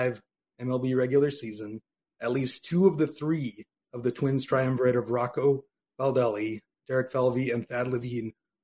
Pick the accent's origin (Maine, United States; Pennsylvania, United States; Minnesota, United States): Minnesota, United States; West Central; I grew up in West Central Minnesota